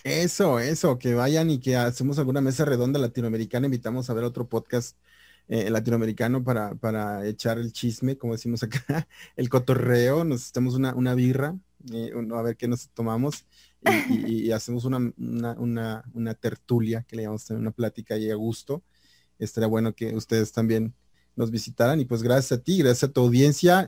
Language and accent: Spanish; Mexico; sí soy mexicano, mexicano